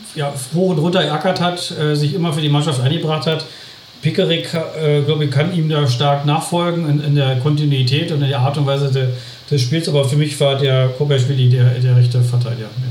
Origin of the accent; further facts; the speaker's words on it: Berlin, Germany; now in Bielefeld area, Germany; als Berliner